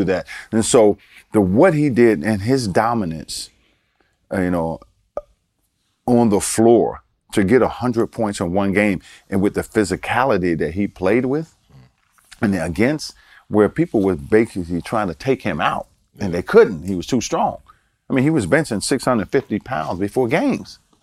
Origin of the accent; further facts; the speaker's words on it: Baltimore, Maryland, United States; moved away; also born or lived in Paris, France / North Carolina; I grew up in Baltimore